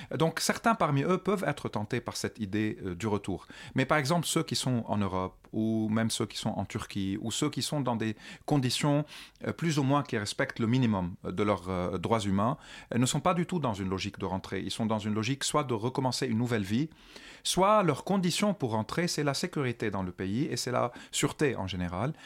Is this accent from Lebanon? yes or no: yes; Lebanon; moved away as an adult; also born or lived in France; en tant que Libanais, moi j'ai vécu 29 ans au Liban sous l'occupation du régime syrien